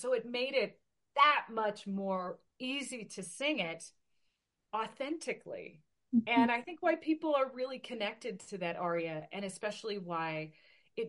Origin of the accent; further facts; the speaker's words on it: Portland, Oregon, United States; now in Klamath Falls, United States; my hometown base, at the Portland Air Guard base in Portland, Oregon